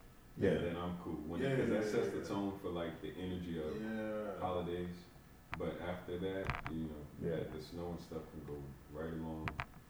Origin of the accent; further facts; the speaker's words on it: Cairo, Cairo Governorate, Egypt; moved away; also born or lived in Arizona; I'm from Cairo, Egypt